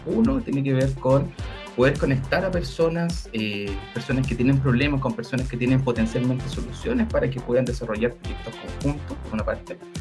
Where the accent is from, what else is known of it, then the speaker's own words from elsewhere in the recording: Chile; yo soy de Chile, de profesión soy enfermero